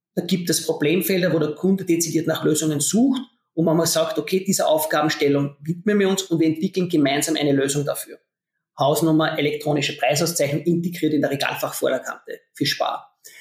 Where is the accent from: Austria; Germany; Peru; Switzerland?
Austria; accent: Austrian dialect; ich bin Österreicher, man erkennt es meiner Stimme